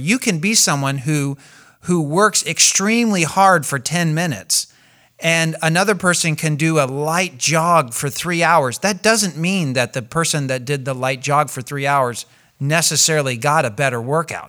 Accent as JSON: {"language": "English", "country": "United States", "said": "I'm American"}